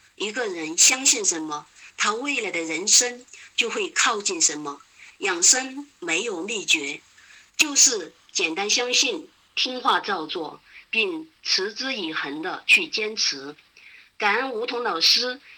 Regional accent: Chengdu, Sichuan, China; 我是来自四川成都的

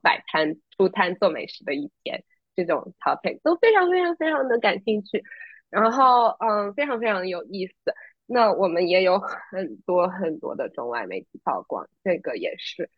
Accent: China; moved away as an adult; now in New York, United States; 我作为一个真的土生土长的中国人，我在国内一直待到高中毕业才出来读书呢

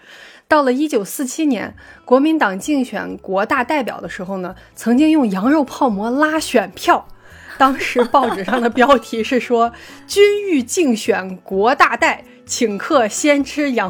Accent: Yinchuan, Ningxia, China; moved away; 因为我从小在银川长大，吃的就是家乡的味道。

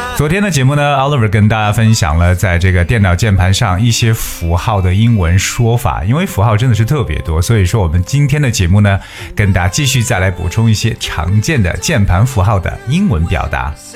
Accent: China; 我们中国人

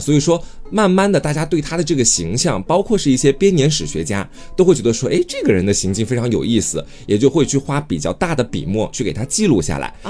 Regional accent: China; 在我们中国人看来

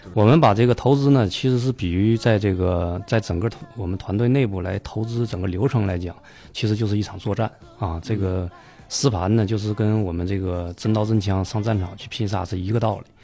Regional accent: Heilongjiang, China; also born or lived in Heze, Shandong (ancestral home); 东北人，东北黑龙江。啊。啊，但是这个祖籍呢是山东

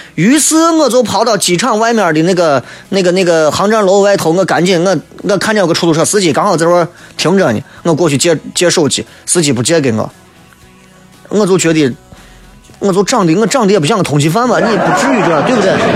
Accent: Xi'an, Shaanxi, China; 从小在生活在西安

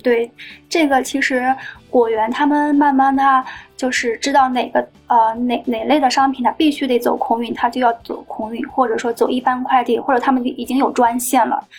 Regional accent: Yantai, Shandong, China; now in Shanghai, China; 我家乡因为山东烟台海洋

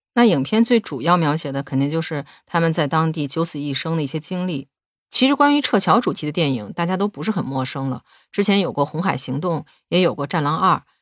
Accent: China; 作为一个中国人，我感到非常自豪

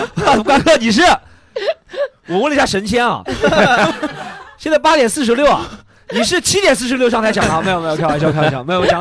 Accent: Shanghai, China; 像我可能觉得我是上海人，

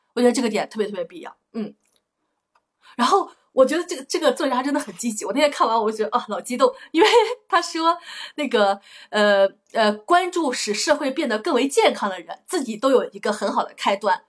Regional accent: a village in northern Anhui, China; accent: northern Anhui (Wanbei) home dialect; moved away as an adult; also born or lived in Beijing; 我都根本都没，没怎么出过我们家那个村儿

